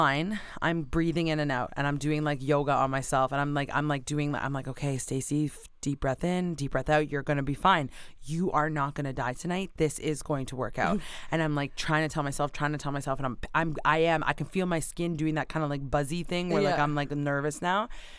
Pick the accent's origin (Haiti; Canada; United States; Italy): Canada; I don't know where I am. I am from Canada.